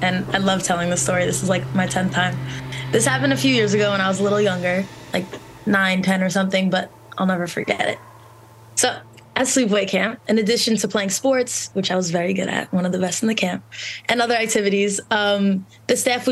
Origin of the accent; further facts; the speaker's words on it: Long Island, New York, United States; I grew up on Long Island